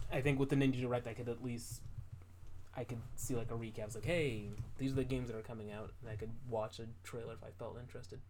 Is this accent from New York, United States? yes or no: yes; New York, United States; I'm a New Yorker.